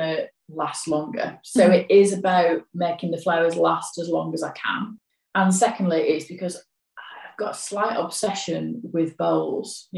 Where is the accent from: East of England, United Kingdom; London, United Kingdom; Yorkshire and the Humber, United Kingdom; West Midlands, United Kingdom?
Yorkshire and the Humber, United Kingdom; I'm from Yorkshire